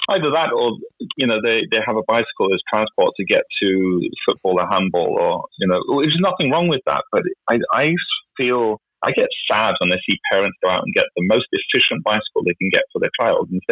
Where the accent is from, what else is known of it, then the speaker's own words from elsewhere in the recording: Viken, Norway; So I was riding from Nomadol to Pocket Valley, as we call it, uh, to Kolsås to take the bus to school.